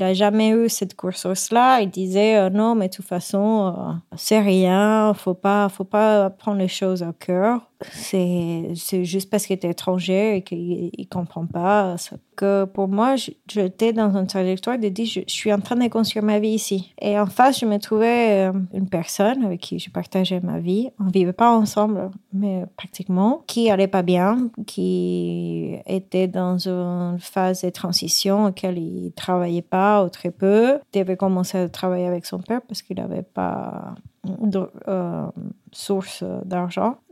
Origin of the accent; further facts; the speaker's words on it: Puerto Rico; French is a second language; moved away as an adult; now in France; je viens de Porto Rico